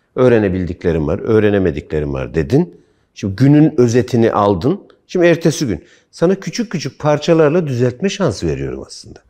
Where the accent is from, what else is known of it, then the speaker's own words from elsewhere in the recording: Kırşehir Province, Turkey; moved away; bizim köy Kırşehir'de işte Kızılırmağa yaklaşık 2-3 kilometre mesafede bir küçük dere var